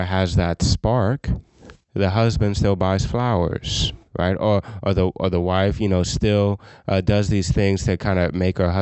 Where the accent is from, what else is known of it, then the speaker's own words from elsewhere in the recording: Scott, Louisiana, United States; I'm from Scott